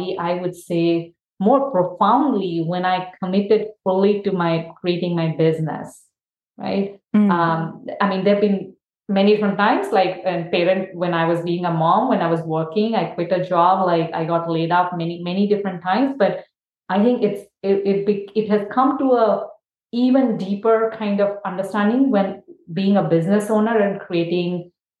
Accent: India; now in United States; growing up in India

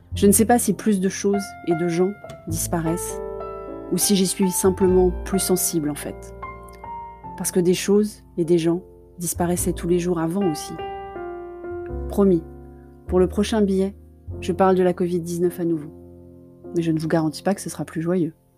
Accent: Paris, Île-de-France, France; Je suis parisienne de cœur

